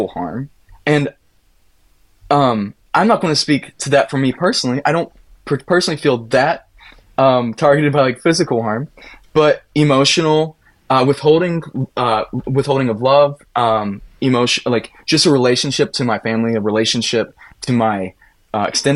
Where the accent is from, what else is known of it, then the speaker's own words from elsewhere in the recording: Appalachia, United States; now in Minneapolis, United States; as an Appalachian kid